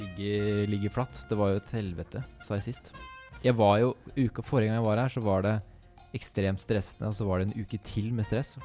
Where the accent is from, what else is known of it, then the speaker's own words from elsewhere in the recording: Kongsberg, Buskerud, Norway; Vi er to venner fra Kongsberg